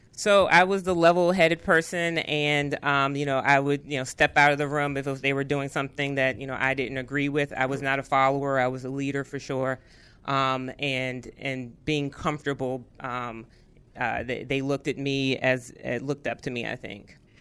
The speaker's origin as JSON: {"language": "English", "town": "Arlington", "region": "Virginia", "country": "United States", "said": "I'm from Arlington, Virginia"}